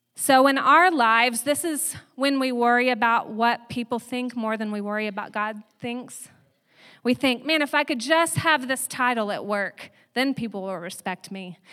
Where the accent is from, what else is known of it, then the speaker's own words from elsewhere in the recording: Texas, United States; moved away; I'm from Texas, so saying yins sounds very strange to me. I'm used to saying y'all, and I still say y'all all the time.